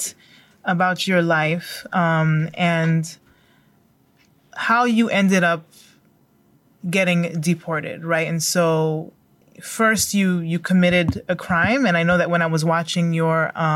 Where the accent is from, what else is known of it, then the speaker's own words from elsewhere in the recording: United States; I'm a, you know, first generation American. I was born in the States.